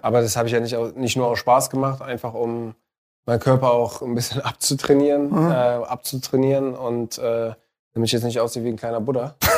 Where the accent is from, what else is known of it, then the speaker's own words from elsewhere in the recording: Tunisia; moved away; in meinem Heimatland in Tunesien